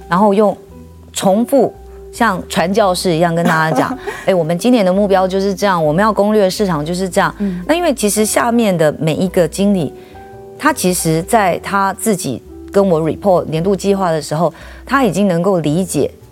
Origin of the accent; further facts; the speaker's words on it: Taiwan; 因为我们台湾人永远都是台湾人嘛